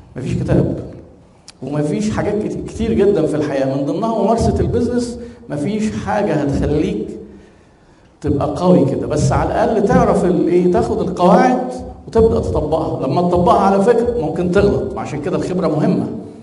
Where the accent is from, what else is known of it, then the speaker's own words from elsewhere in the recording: Egypt; احنا عندنا في مصر